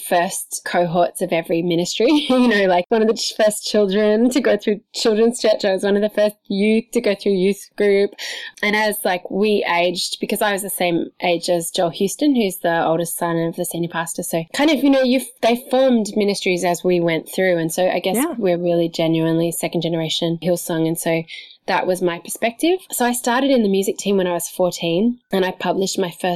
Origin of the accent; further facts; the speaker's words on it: Sydney, New South Wales, Australia; I'm an Australian who grew up in Sydney